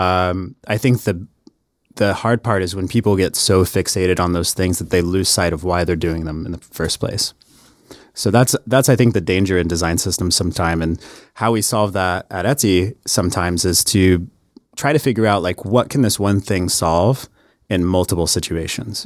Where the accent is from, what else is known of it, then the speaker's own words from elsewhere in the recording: Harrah, Oklahoma, United States; moved away; I'm actually from a, a tiny ass town called Hera, Oklahoma